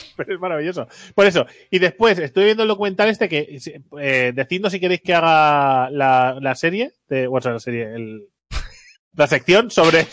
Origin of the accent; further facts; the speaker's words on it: Catalonia, Spain; yo soy catalán